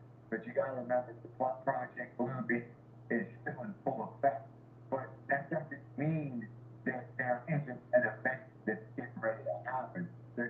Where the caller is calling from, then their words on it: Annapolis, Maryland, United States; But I'm here in Annapolis, where, the, you know, home of the Navy. The Naval Academy's here. I'm 25 minutes from Washington, D.C.